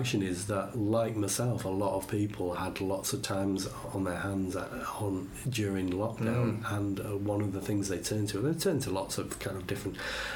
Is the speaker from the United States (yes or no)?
no; Leeds, Yorkshire and the Humber, United Kingdom; now in Wakefield, United Kingdom; I'm from Leeds, but rather than Wakefield